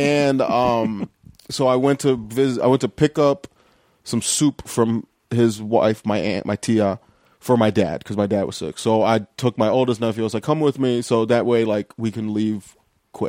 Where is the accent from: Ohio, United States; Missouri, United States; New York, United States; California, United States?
Ohio, United States; Lorain; also born or lived in Chicago / Cleveland; I grew up in Lorain, Ohio, which is, like, a half hour west of Cleveland.